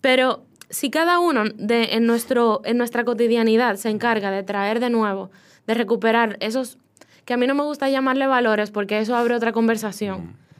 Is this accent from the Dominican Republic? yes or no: yes; Dominican Republic; moved away as an adult; now in Spain; yo nací aquí y yo tengo cualidades, porque nací aquí, esta tierra tiene todo lo que yo necesito